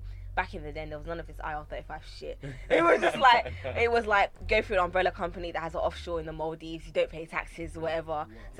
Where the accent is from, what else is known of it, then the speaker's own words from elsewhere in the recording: England, United Kingdom; No, I've never been. I'm very British. Mum and dad were born here. I've never been. I don't speak the language, neither did they. Well, my dad does. He's Ga. I'm Ga.